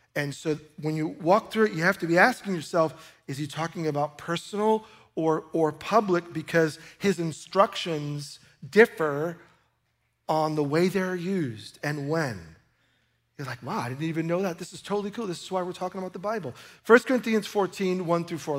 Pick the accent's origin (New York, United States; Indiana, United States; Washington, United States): New York, United States; I grew up in New York